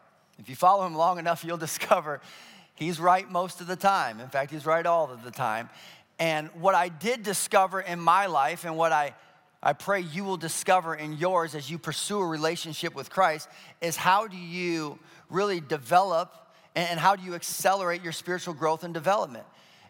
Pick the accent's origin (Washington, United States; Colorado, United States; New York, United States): Colorado, United States; I grew up in Colorado for a stint, and the Colorado State dinosaur is the Stegosaurus.